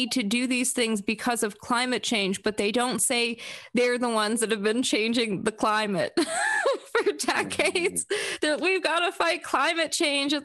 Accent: South Florida, United States; now in Vienna, United States; I grew up in South Florida. I live here now

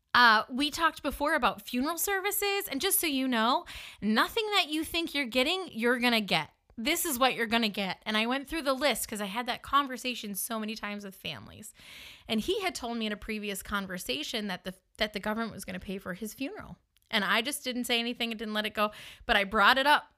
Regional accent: the North, United States; accent: northern; moved away; I'm a northerner living in the South, just around people who are sad in the South, they sometimes didn't take kindly to my northern accent.

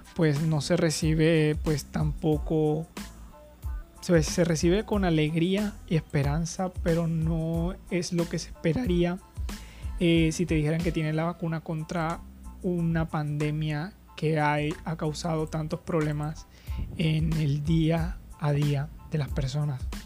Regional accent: Colombia; en mi país

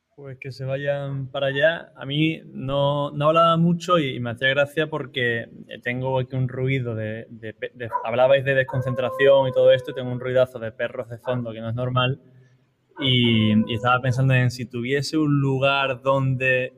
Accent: Seville, Andalusia, Spain; los tres somos de Sevilla

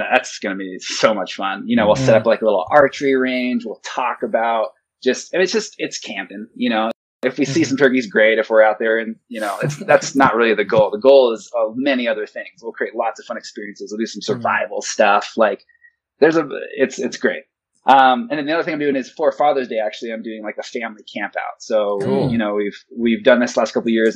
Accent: Montana, United States; I grew up in Montana

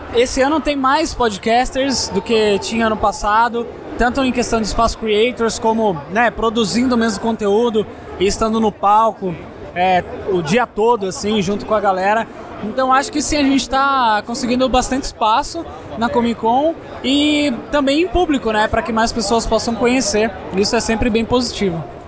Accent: Sorocaba, São Paulo, Brazil; Eu sou de Sorocaba, interior de São Paulo

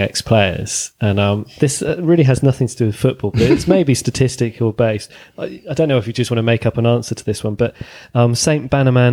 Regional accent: Bath, South West England, United Kingdom; I grew up in Bath.

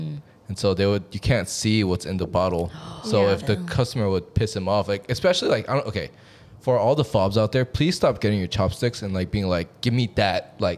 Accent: Suwanee, Georgia, United States; my friends in Georgia, my hometown, Suwannee

